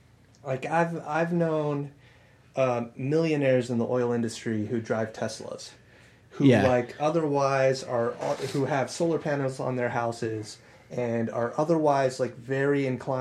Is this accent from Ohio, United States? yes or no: no; Eddy County, New Mexico, United States; moved away as an adult; so my hometown is the main city, the big city in that county. And they've only ever, when I moved away from there 10 years ago, they had always hovered around 27,000 people, maybe. So Eddy County was probably, 40,000, maybe?